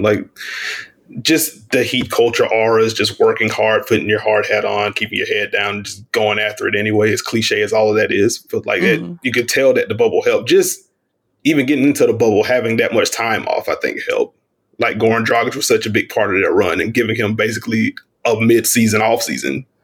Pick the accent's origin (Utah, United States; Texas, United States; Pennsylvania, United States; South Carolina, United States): South Carolina, United States; moved away as an adult; now in Charlotte, United States; I'm from South Carolina. I am based in Charlotte, North Carolina now. Just moved here in January